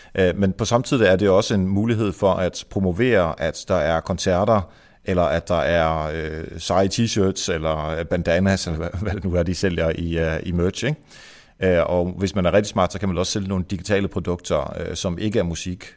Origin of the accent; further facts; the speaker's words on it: Esbjerg, Southern Denmark, Denmark; nu kommer jeg fra Varte Esbjerg-området, og øh, vi er jo jyder alle sammen